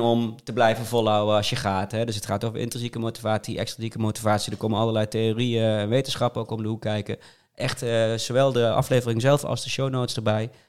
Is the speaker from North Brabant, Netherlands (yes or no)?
yes; North Brabant, Netherlands; ik kom uit Brabant